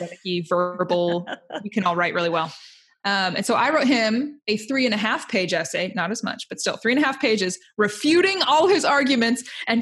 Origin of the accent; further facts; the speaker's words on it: Indiana, United States; I'm from Indiana